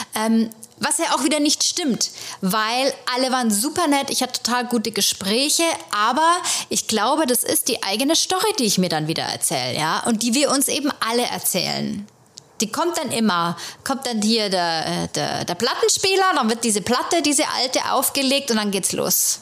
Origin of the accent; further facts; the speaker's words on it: Germany; moved away as an adult; now in New York, United States; ich als äh, Deutsche hier